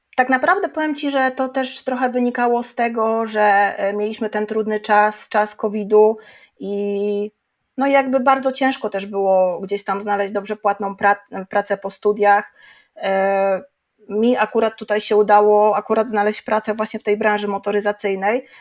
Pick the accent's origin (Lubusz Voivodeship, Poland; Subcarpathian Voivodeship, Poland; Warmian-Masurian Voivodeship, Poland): Lubusz Voivodeship, Poland; Żary; moved away as an adult; now in Zielona Góra, Poland; ja ogólnie jestem z Żar